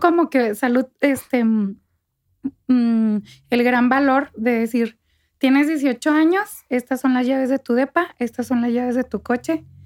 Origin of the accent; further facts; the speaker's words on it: Santa Bárbara, Chihuahua, Mexico; moved away as an adult; also born or lived in Parral / Mexico City; yo nací en Parral, crecí en Santa Bárbara